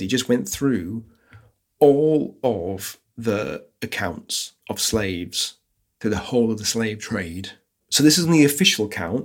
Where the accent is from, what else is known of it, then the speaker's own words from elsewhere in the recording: United Kingdom; I'm British.